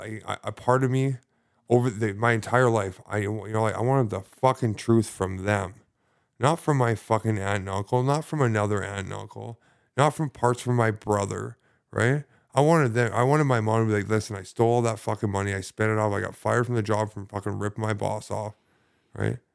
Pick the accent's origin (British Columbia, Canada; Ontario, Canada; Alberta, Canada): British Columbia, Canada; Sidney; I grew up in, uh, lovely Sydney, British Columbia.